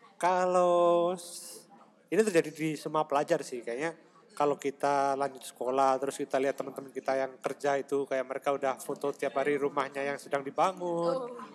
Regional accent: Blitar, East Java, Indonesia; moved away as an adult; also born or lived in Malang; now in Taiwan; kita kelahiran Blitar

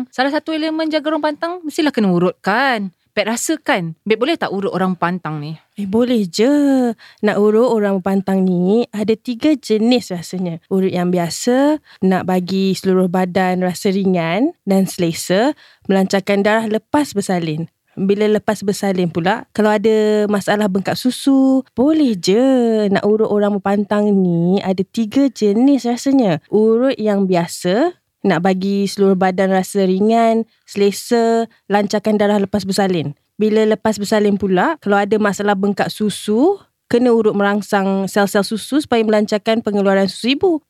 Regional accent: Sungai Buloh, Selangor, Malaysia; Saya asal Sungai Buloh je, Cik Sal. Lahir pun dekat Sungai Buloh.

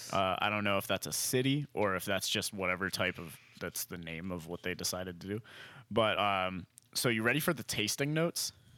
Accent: Lancaster, Pennsylvania, United States; moved away; this is from my hometown

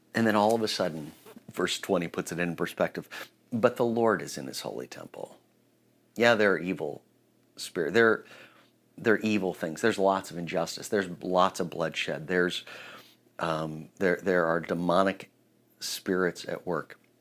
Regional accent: United States

